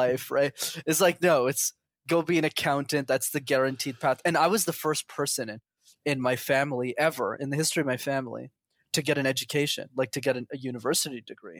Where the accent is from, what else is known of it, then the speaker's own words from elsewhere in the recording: Quebec, Canada; first language English; I was born in Canada